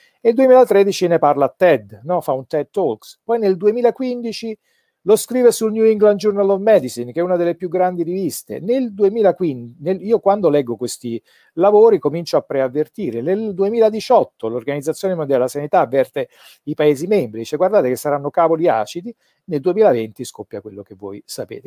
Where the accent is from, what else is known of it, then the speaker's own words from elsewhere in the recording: Naples, Campania, Italy; sono napoletano